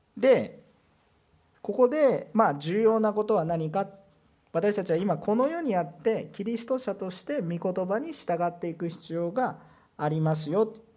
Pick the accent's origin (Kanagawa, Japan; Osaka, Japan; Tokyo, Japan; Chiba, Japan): Osaka, Japan